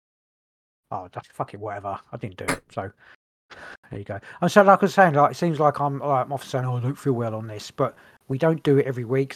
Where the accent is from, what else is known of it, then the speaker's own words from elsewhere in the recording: England, United Kingdom; we're English